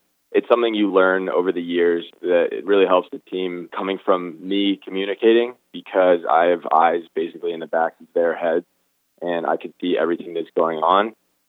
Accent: Brookline, Massachusetts, United States; also born or lived in New Orleans, Louisiana / Winston-Salem, North Carolina; moved up to Brookline right outside of Boston for the last 16 years now, I'd say. So really spent most of my childhood in Brookline.

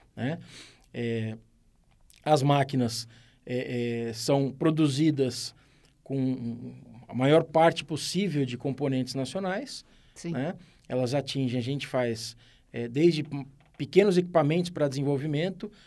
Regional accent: São Carlos, São Paulo, Brazil; eu sou de São Carlos

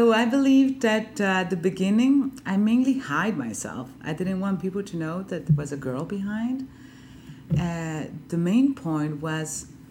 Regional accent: Honduras; moved away as an adult; also born or lived in France

